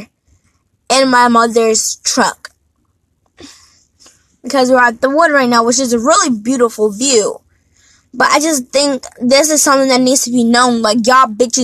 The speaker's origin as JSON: {"language": "English", "country": "United States", "said": "I'm American, but I'm an African American"}